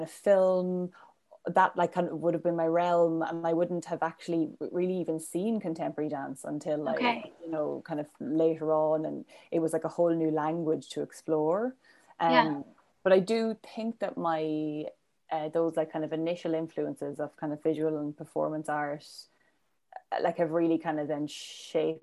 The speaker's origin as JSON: {"language": "English", "town": "Cavan", "region": "Ulster", "country": "Ireland", "said": "I'm from Cavan, so, you know, we're close to the border."}